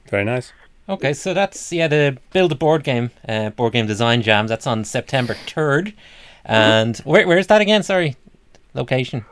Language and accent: English; Dublin, Leinster, Ireland; we're both from Dublin.